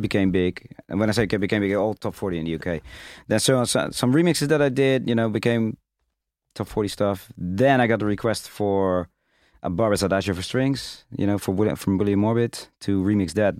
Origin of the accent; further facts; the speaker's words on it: Rotterdam, South Holland, Netherlands; I'm being from Rotterdam